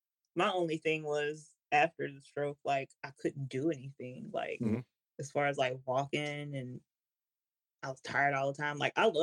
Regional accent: Louisiana, United States; born there; now in Washington, United States; I was born in Louisiana.

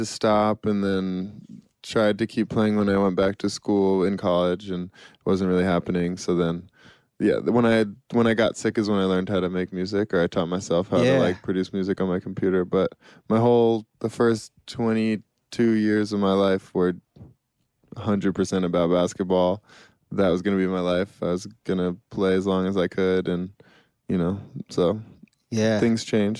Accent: Boston, Massachusetts, United States; and I grew up in Boston

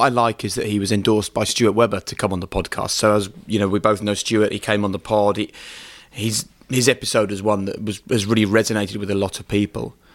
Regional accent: United Kingdom; we're British

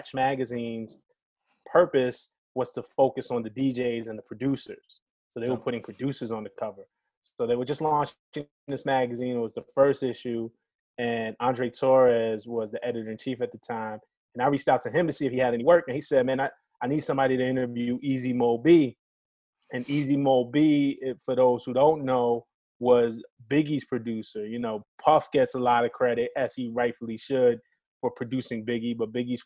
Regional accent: New York City, New York, United States; now in Staten Island, United States; I'm a Brooklyn cat though, man. I'm born and raised in Brooklyn

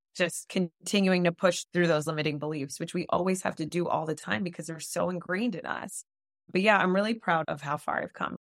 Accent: South Florida, United States; now in Los Angeles, United States; I grew up in South Florida to Latino parents. My parents are Dominican, I'm Dominican-American

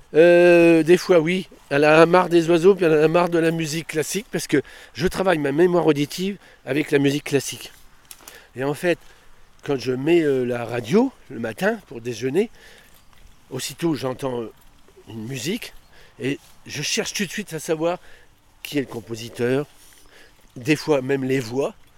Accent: Stenay, Grand Est, France; je suis né à Stenay, je suis revenu dans mon pays

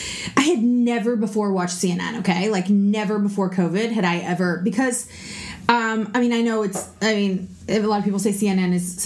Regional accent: Canada; we're Canadian

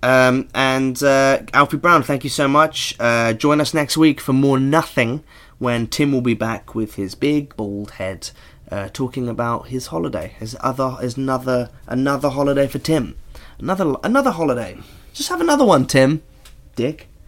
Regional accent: Norfolk, East of England, United Kingdom; I grew up in Norfolk

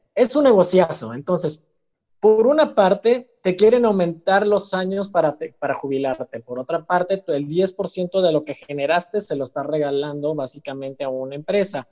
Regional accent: Mexico; also born or lived in Chile; soy de México

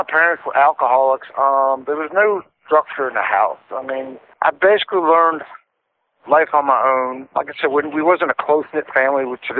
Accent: Roanoke, Virginia, United States; also born or lived in Detroit, Michigan / Roseville, Michigan; After we moved from Detroit to Roseville, when I was about 6, we moved down to Virginia. Lived in a small city called Roanoke. It's kind of small, about 100,000 people.

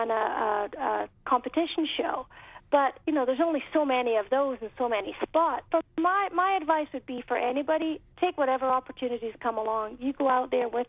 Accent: United Kingdom; moved away as an adult; now in United States; I grew up in Britain where we had Radio 1 was our main radio station

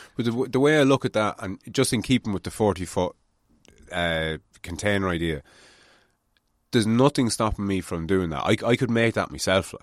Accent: Ireland; as Irish people

